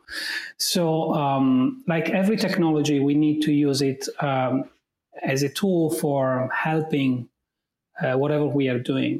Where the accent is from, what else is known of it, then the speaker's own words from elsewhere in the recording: Italy; accent: Italian; English is a second language; I'm Italian right from my accent